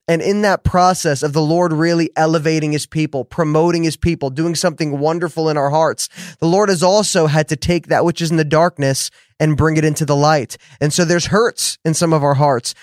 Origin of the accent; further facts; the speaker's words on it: New Jersey, United States; now in Dallas, United States; I grew up in New Jersey